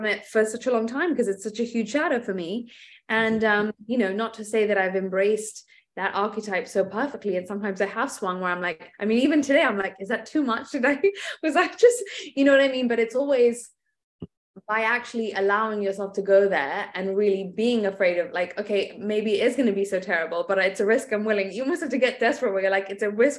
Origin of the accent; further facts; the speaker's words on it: England, United Kingdom; moved away; I was brought up in England, right? So there's a lot of tempering that goes on there.